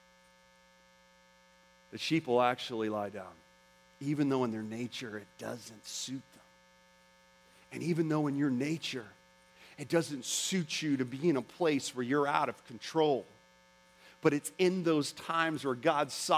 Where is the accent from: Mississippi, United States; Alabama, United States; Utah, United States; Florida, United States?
Florida, United States; Orlando; I'm from Orlando, Florida